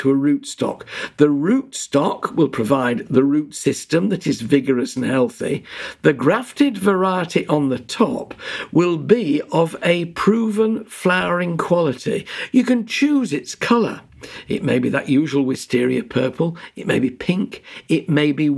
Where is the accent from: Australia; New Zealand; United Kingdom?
United Kingdom; Yorkshire and the Humber; when I grew up in Yorkshire